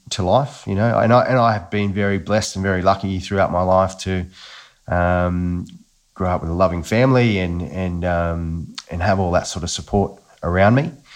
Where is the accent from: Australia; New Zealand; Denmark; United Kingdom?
Australia; Newcastle, New South Wales; I grew up in Newcastle, uh, and quite an Aussie bloke, I would describe myself as